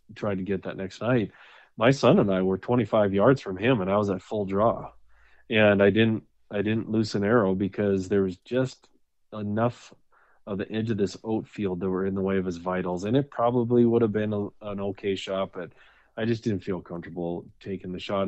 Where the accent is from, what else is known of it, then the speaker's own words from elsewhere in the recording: North Dakota, United States; moved away as an adult; now in Wyoming, United States; I was born and raised in North Dakota and, uh, lived there until I was thirty-three, until I, until we moved here to, uh, to Wyoming.